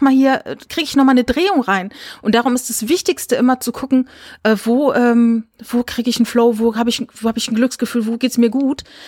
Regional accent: Rhineland-Palatinate, Germany; moved away; also born or lived in Saarland; ich bin in der Pfalz groß geworden

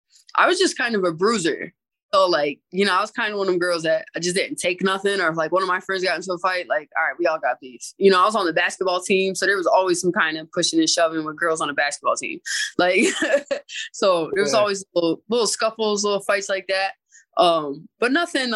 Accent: Springfield, Massachusetts, United States; born or raised there; moved away as an adult

